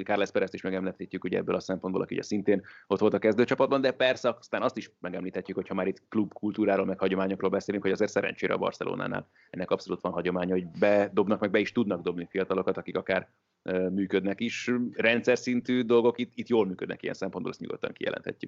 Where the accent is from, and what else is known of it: Hungary